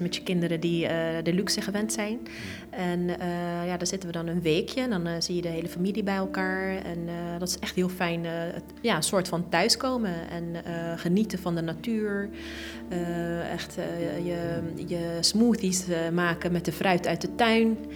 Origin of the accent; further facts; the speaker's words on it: The Hague, South Holland, Netherlands; Ik ben geboren en getogen in Den Haag.